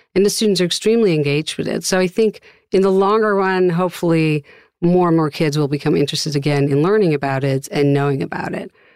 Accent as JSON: {"language": "English", "town": "Amsterdam", "region": "North Holland", "country": "Netherlands", "moved": "as an adult", "lives_now": "United States", "said": "I've taught for about 25 years in the US now, I'm originally from Amsterdam, the Netherlands"}